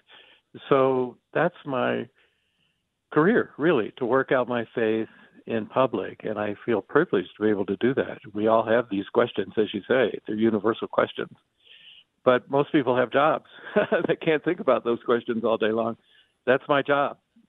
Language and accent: English; Atlanta, Georgia, United States; I grew up in Atlanta, Georgia